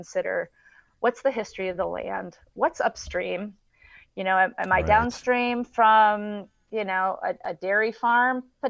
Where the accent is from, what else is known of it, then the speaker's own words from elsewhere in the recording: Flint, Michigan, United States; I'm from Flint, Michigan